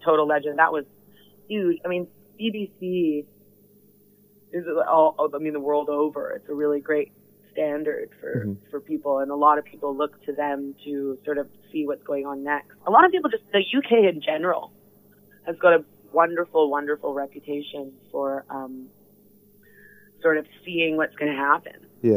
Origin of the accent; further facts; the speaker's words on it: Vancouver, British Columbia, Canada; growing up in Vancouver is really different than growing up in New York or growing up in London